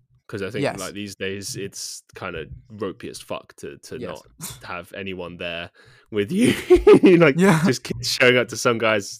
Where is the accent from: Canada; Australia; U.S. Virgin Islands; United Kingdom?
United Kingdom; England; Like, I think most people growing up in England do.